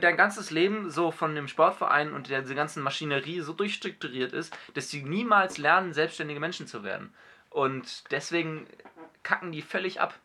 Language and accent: German; Hamburg, Germany; ich bin ja Hamburger